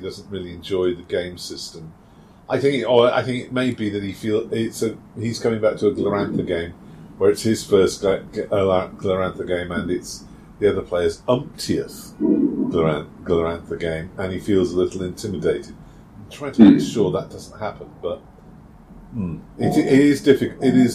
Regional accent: United Kingdom; being British

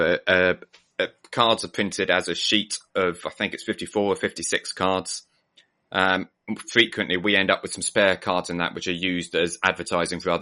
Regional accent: Cornwall, South West England, United Kingdom; When I was growing up in Cornwall in the 80s and into the 90s

